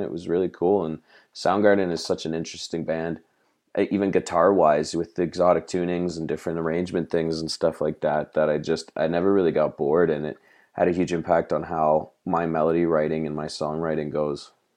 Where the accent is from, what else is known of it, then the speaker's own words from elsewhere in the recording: Toronto, Ontario, Canada; we're from Toronto. We're kind of spread out, you know, in the suburbia around the city.